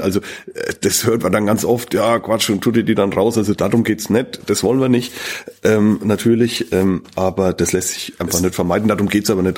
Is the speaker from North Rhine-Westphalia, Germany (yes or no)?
no; Bavaria, Germany; bei uns in Bayern